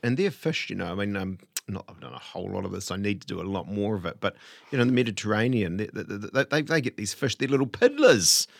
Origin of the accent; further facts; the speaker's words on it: Te Awamutu, Waikato, New Zealand; I was born in Te Awamutu